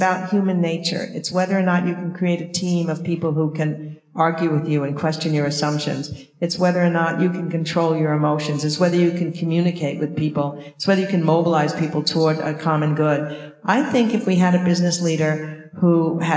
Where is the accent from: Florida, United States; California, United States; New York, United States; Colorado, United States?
New York, United States; Long Island; now in Boston, United States; we grew up in Long Island